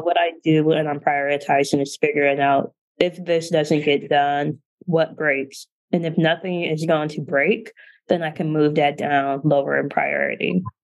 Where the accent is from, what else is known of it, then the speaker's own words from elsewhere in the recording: Canton, Ohio, United States; moved away as an adult; I'm from Canton, Ohio, which is a smaller town in northeastern Ohio where everyone knows everyone.